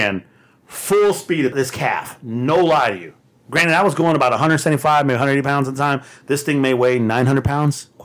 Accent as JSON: {"language": "English", "region": "Texas", "country": "United States", "said": "I'm from Texas"}